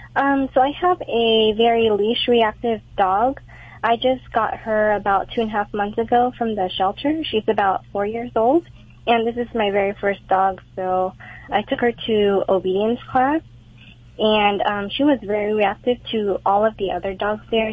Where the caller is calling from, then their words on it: Fullerton, California, United States; I'm calling from Fullerton